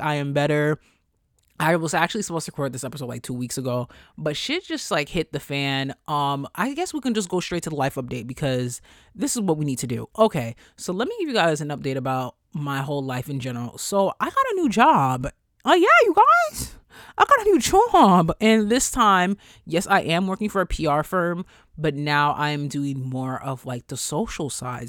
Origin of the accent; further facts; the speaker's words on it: New York, United States; I'm from New York